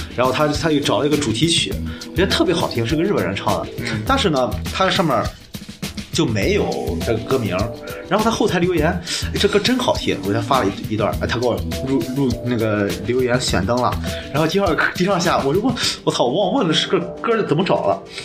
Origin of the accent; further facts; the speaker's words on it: Qingdao, Shandong, China; 在青岛的，咱们的家乡